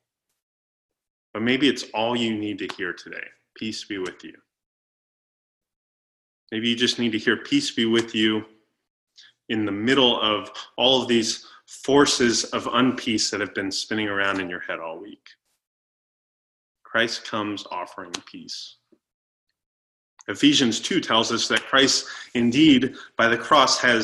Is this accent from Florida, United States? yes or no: yes; Florida, United States; moved away; I grew up in Florida and so we did a lot of boating